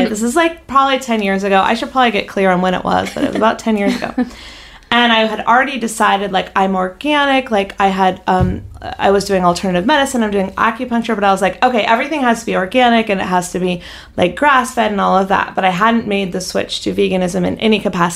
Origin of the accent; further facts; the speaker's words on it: North Carolina, United States; now in Los Angeles, United States; growing up in North Carolina